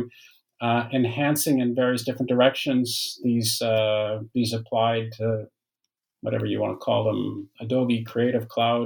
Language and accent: English; Canada; moved away as an adult; also born or lived in Waterloo, Ontario, Canada; now in France; I'm Canadian by origin, although I live in France now, but I've lived for many years in Canada